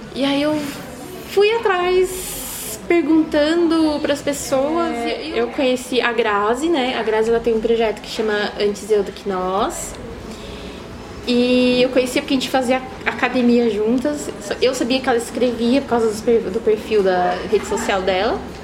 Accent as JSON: {"language": "Portuguese", "town": "Osasco", "region": "São Paulo", "country": "Brazil", "moved": "as an adult", "lives_now": "Sorocaba, Brazil", "said": "Eu sou de Osasco."}